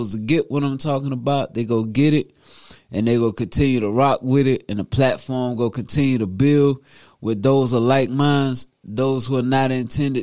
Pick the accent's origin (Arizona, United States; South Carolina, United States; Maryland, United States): South Carolina, United States; Newberry; my hometown, Newberry, South Carolina.